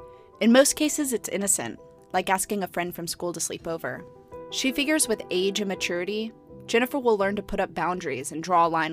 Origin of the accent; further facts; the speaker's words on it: Austin, Texas, United States; I grew up in Austin